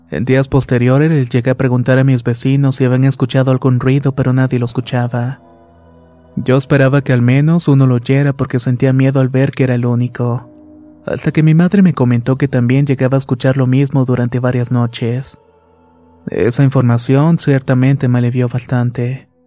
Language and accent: Spanish; Mexico City, Mexico; tengo que decir que soy originario de la Ciudad de México